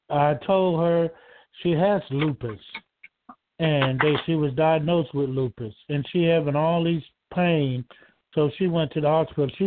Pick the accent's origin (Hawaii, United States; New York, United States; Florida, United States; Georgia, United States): Georgia, United States; I'm from Georgia.